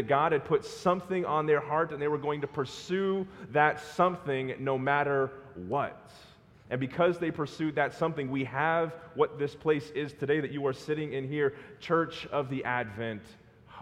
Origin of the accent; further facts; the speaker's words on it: Southern California, United States; I'm from Southern California